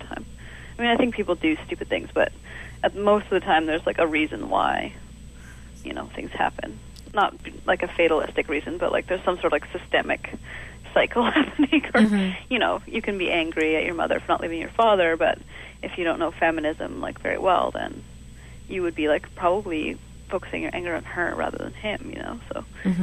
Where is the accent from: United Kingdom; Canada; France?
Canada; Calgary, Alberta; now in Montreal, Canada; grow up in Calgary, you're still from Calgary. You know, I'm not from Montreal. I never will be.